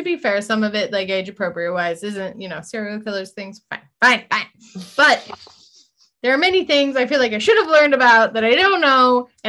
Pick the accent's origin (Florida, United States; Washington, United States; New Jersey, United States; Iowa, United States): Washington, United States; Snohomish; I'm, you know, I grew up in Snohomish